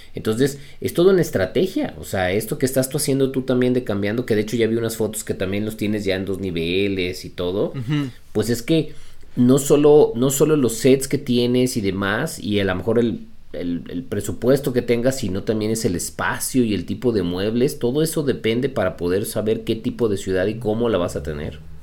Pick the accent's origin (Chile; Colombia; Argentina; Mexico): Mexico; yo soy mexicano